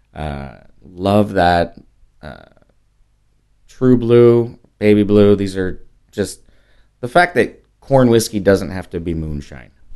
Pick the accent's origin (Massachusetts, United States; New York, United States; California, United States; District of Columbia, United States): California, United States; moved away as an adult; also born or lived in Las Vegas; now in San Antonio, United States; I'm a Californian